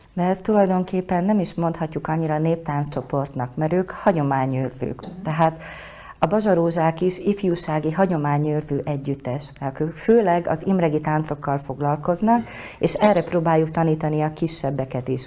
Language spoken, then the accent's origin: Hungarian; Košice, Košice Region, Slovakia; én is ugye Kassán születtem, és ott jártam